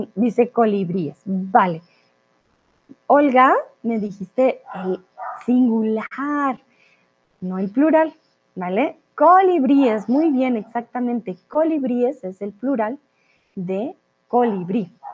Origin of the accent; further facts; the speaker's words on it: Colombia; soy de Colombia